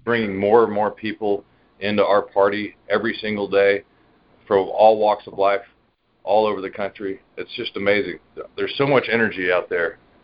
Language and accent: English; Dallas, Texas, United States; I'm from Dallas, Texas